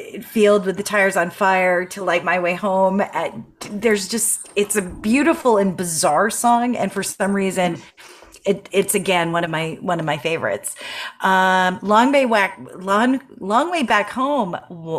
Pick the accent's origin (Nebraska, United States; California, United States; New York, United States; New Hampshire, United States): New Hampshire, United States; growing up in New Hampshire, and the loons are on the lake where we spend in the summer